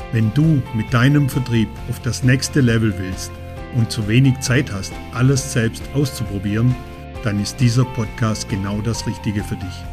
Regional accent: Vorarlberg, Austria; bei uns in Vorarlberg

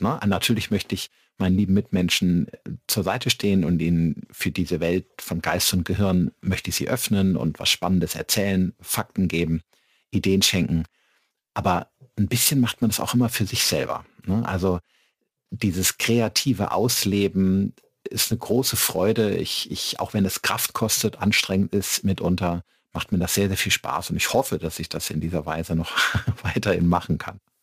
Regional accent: Middle Rhine, foot of the Westerwald, Rhineland-Palatinate, Germany; moved away as an adult; now in Regensburg, Germany; Ich komme aus dem Mittelrhein, äh, am Fuße des schönen Westerwaldes und äh, bin dort aufgewachsen

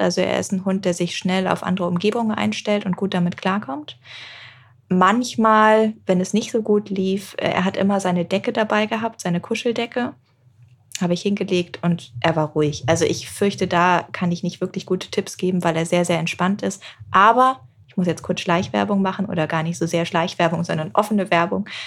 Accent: England, United Kingdom; moved away; ich bin zum Beispiel in England aufgewachsen

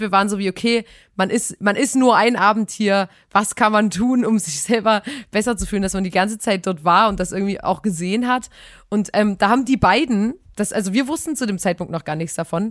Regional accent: Chemnitz, Saxony, Germany; wir kommen ja aus, aus einer richtig fetten Stadt Chemnitz

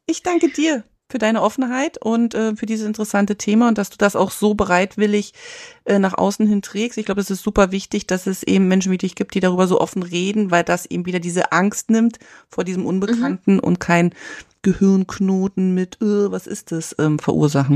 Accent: East Germany, Germany; moved away; ich bin ja in der DDR aufgewachsen

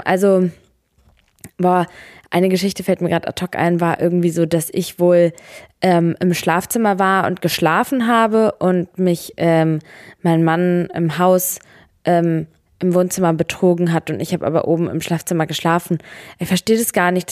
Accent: Serbia; now in Germany; bei mir in meinem Herkunftsland in Serbien

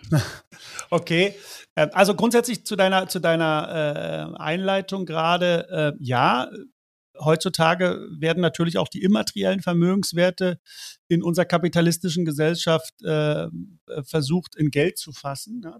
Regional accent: East Germany, Germany; ich bin in der DDR äh, aufgewachsen. Meine ersten 13 Lebensjahre waren, ähm, war ich DDR-Kind.

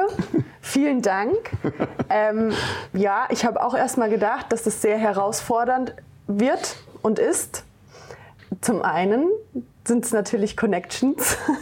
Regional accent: Hesse, Germany; born or raised there; also born or lived in Frankfurt

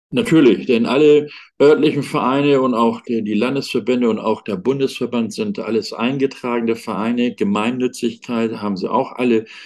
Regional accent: Hamburg, Germany; moved away; in Hamburg, also das ist meine Geburtsstadt, und dort war ich auch auf äh, der Ebene eben tätig in der Schwimm- und Rettungsschwimmausbildung

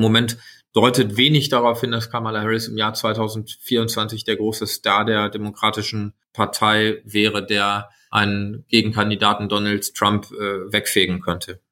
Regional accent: Sauerland, North Rhine-Westphalia, Germany; moved away as an adult; also born or lived in United States; now in Berlin, Germany; in meiner Heimat im Sauerland

